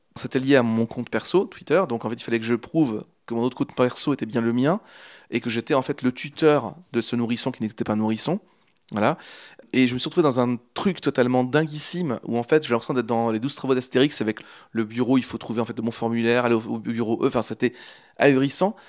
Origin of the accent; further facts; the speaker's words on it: Angers, Pays de la Loire, France; moved away as an adult; now in Normandy, France; je viens de Angers à la base. Je suis canet depuis très peu de temps, depuis, depuis septembre, je suis normand, mais j'ai habité 25 ans en Anjou, à Angers